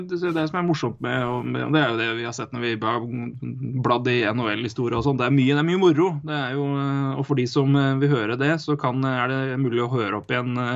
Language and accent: Norwegian; Elverum, Innlandet, Norway; moved away; jeg ble født og vokste opp i Elverum